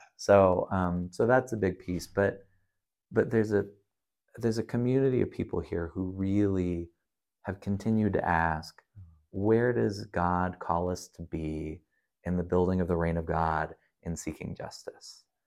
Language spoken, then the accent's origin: English; Colorado, United States; now in Albuquerque, United States; I grew up in the West. I grew up up in Colorado